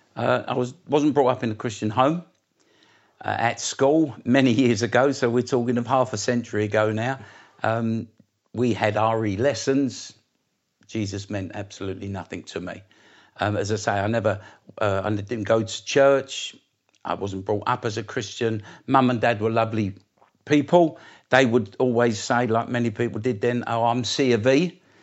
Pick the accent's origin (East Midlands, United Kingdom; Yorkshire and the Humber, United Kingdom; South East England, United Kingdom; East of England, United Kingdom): East of England, United Kingdom; Essex; also born or lived in East End of London; I come from Essex originally, uh, just outside London. My roots are in the east end of London, um, but I lived in Essex